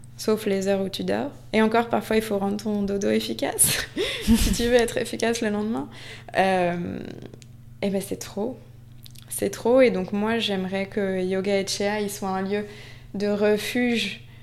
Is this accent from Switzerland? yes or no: no; Basque Country, Nouvelle-Aquitaine, France; also born or lived in Paris; now in Biarritz, France; la maison de mon enfance au Pays Basque, c'est Gouréabilla